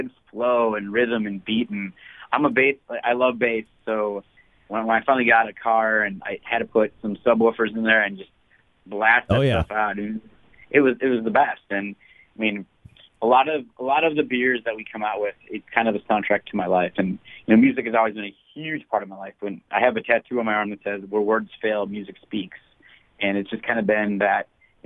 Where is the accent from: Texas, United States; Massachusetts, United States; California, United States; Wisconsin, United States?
Wisconsin, United States; Mukwonago; I grew up in Maguanago, Wisconsin, which I'm sure no one has ever heard of. It's a small farm town